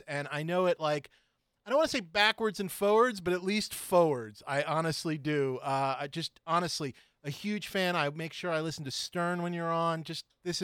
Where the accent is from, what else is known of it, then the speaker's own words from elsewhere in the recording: New York City, New York, United States; moved away as an adult; I grew up in New York City. I grew up on 70th and West End.